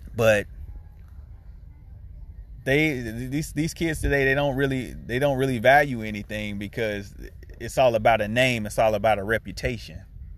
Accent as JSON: {"language": "English", "town": "Rock Hill", "region": "South Carolina", "country": "United States", "tie": "born or raised there", "said": "I grew up on South Wilson Street in Rock Hill, near Hagen Street, 500 block, Midtown, Sunset Park."}